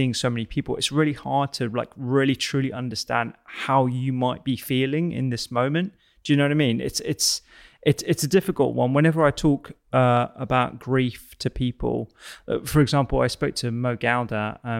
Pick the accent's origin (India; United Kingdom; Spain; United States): United Kingdom; conversation about grief and bereavement in general is something that we don't tend to do very well as British people.